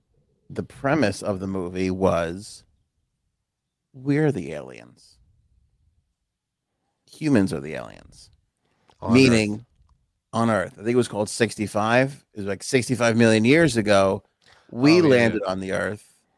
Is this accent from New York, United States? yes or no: no; Ohio, United States; I'm from Ohio and never heard of this.